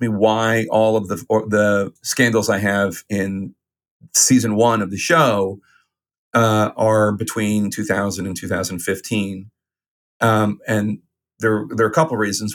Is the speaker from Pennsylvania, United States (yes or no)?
yes; Philadelphia, Pennsylvania, United States; Ozzie Myers, who was my congressman at the time, uh, as a little boy growing up in Philadelphia